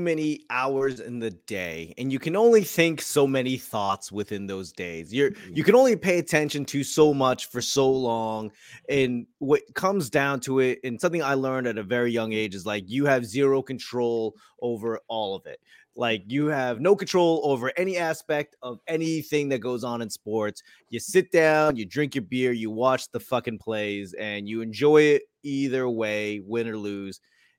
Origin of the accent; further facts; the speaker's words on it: Boston, Massachusetts, United States; But I grew up in Boston in the 80s.